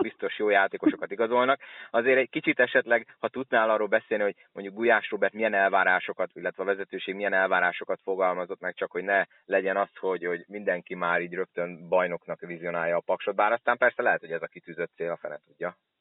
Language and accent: Hungarian; Szolnok, Jász-Nagykun-Szolnok, Hungary